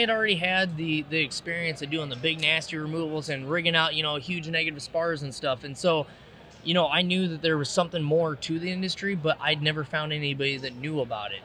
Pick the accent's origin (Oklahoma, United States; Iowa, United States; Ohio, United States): Iowa, United States; Davenport; now in East Moline, United States; I grew up in Iowa. Uh, you know, Davenport